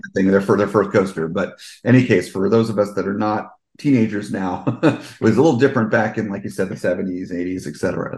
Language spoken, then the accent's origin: English; Fort Lee, New Jersey, United States; also born or lived in Englewood, New Jersey; the first seven years of my life, I lived in Fort Lee